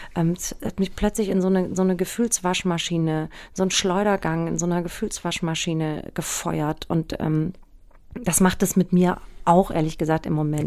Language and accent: German; Aschaffenburg, Bavaria, Germany; also born or lived in Hanau; bin in Hanau geboren und ähm, in Aschaffenburg aufgewachsen